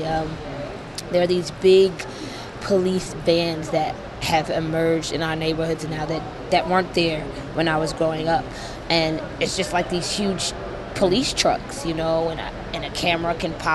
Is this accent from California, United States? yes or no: no; New York City, New York, United States; I am from Brooklyn, New York.